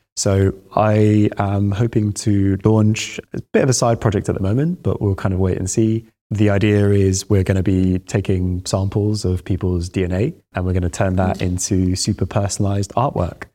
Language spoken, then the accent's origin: English; Baghdad, Baghdad Governorate, Iraq; moved away; I was born in Baghdad.